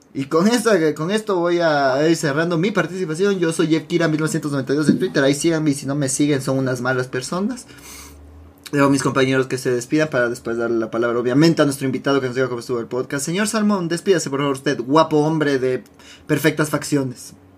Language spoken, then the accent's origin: Spanish; Ecuador; como, ecuatoriano